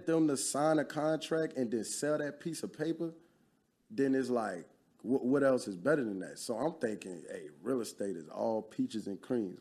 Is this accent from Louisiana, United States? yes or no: yes; Baton Rouge, Louisiana, United States; also born or lived in New Orleans / Lafayette; I'm originally from Louisiana, born in New Orleans. That's where a lot of my family lineage come from.